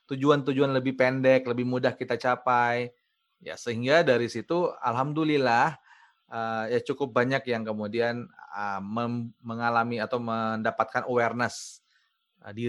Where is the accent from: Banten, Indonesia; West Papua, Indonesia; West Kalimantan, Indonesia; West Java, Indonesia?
West Papua, Indonesia; Manokwari pada saat itu saya training kemudian yang happy di situ adalah saya training dan bisa menggunakan bahasa sehari-hari saya dulu.